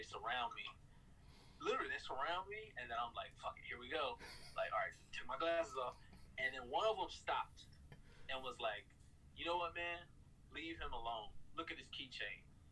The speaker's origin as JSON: {"language": "English", "town": "Los Angeles", "region": "California", "country": "United States", "moved": "yes", "lives_now": "Queens, New York, United States", "said": "I'm from South Central Los Angeles, California"}